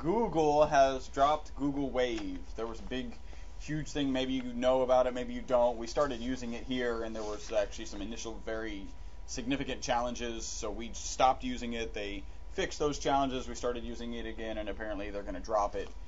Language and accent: English; United States; we are American.